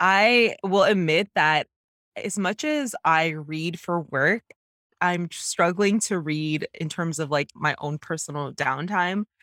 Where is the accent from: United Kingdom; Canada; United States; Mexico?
Canada; growing up as a Jamaican Canadian woman